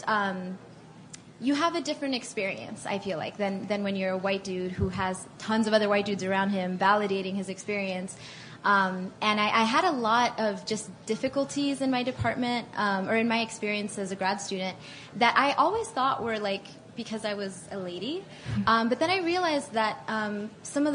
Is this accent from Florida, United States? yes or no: yes; Miami, Florida, United States; moved away as an adult; also born or lived in Atlanta; I grew up in Miami, so a lot of Hispanic people